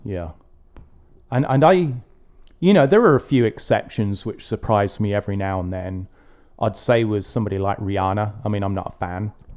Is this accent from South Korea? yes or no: no; England, United Kingdom; growing up in England